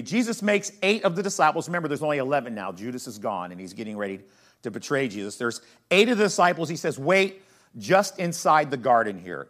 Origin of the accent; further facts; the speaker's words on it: United States; as American Christians